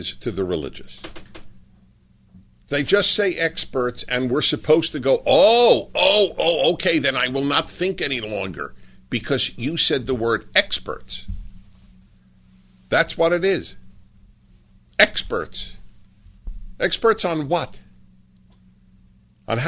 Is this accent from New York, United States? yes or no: yes; New York, United States; Jewish kid growing up in New York, going to Columbia